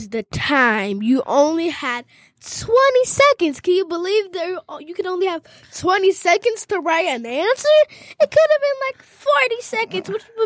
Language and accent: English; Detroit, Michigan, United States; I was raised and nurtured in Detroit